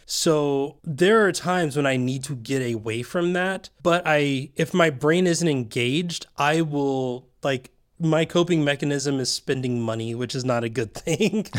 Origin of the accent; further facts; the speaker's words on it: Tennessee, United States; moved away; also born or lived in Georgia; I'm from Tennessee, then Georgia.